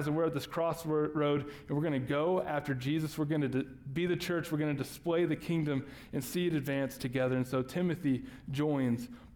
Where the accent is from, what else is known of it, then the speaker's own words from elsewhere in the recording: Texas, United States; we're from Texas, so I call my grandma Mama